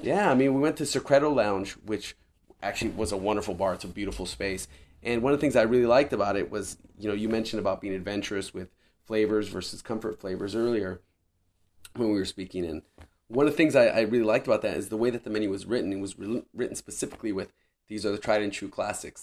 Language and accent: English; Riverside County, California, United States; now in San Diego, United States; born and raised in Riverside County, it was kind of a homecoming for me of sorts